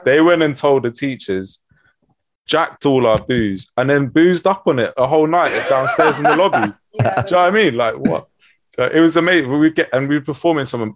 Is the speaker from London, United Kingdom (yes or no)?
yes; London, United Kingdom; I was born in North London in uh, Camden